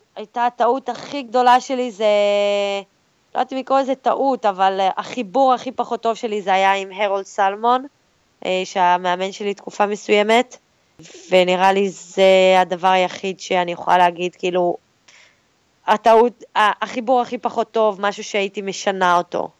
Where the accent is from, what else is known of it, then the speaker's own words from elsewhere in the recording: Israel; אז אנחנו כישראלים באמת מקבלים הרבה עידוד.